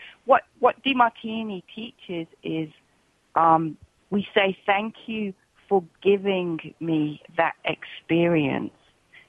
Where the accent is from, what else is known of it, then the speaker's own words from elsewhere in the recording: England, United Kingdom; now in Australia; it was when I came from England to Australia